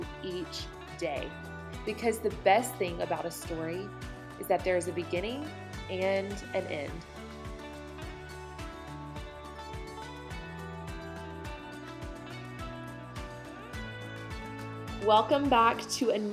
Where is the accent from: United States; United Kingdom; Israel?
United States; Montgomery, Alabama; grew up in Montgomery, Alabama, which is the cradle of the Confederacy